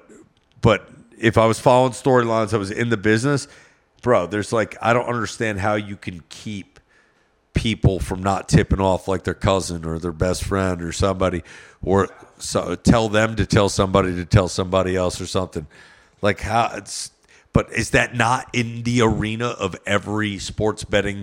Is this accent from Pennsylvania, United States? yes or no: no; New Jersey, United States; I'm from Jersey